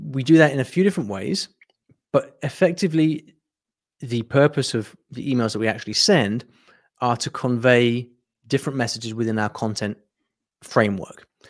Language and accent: English; United Kingdom; I'm from the U K, as you can probably tell from my, uh, fr-, from my accent.